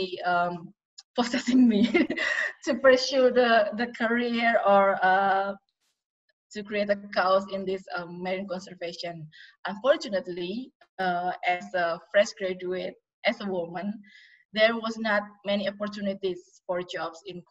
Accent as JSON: {"language": "English", "town": "Yogyakarta", "region": "Special Region of Yogyakarta", "country": "Indonesia", "tie": "born or raised there", "said": "my hometown in Jogja"}